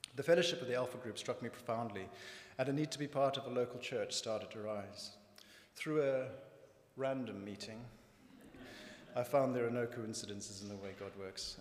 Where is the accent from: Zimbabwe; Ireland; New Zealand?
Zimbabwe; northern Zimbabwe; If you can't quite place my accent, I was born in Zimbabwe, when it was known as Rhodesia, and grew up on a farm in the north of the country.